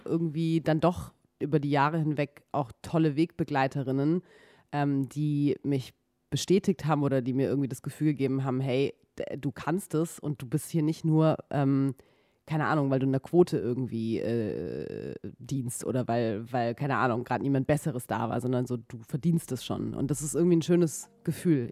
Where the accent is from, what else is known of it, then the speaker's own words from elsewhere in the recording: Baden-Württemberg, Germany; moved away as an adult; now in Berlin, Germany; Ich komme ursprünglich aus Baden-Württemberg